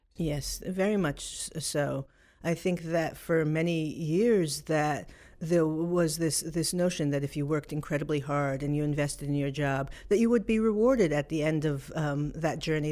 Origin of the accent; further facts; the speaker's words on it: New York City, New York, United States; I grew up in New York City